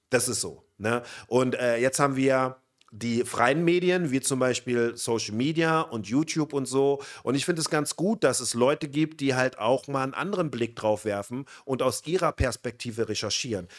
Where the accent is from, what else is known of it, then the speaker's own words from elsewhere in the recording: western Germany, West Germany, Germany; Wir kommen aus dem Westen. Wir kommen aus einer Großstadt